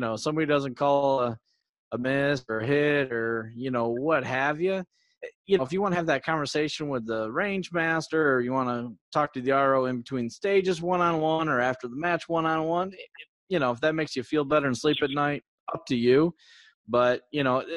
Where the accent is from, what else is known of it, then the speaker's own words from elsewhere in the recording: Syracuse, New York, United States; moved away; Syracuse colors from my hometown